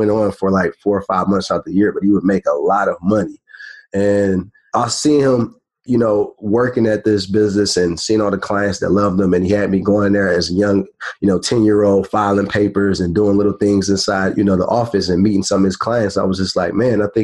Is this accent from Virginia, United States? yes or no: no; Detroit, Michigan, United States; moved away as an adult; also born or lived in Florida; I'm from Detroit, Michigan. I was born and raised there.